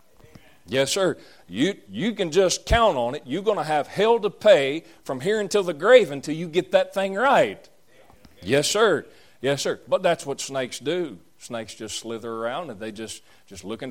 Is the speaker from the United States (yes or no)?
yes; the South, Southern United States, United States; that's just the way we Southerners are, which I'm a Southerner and I'm glad about it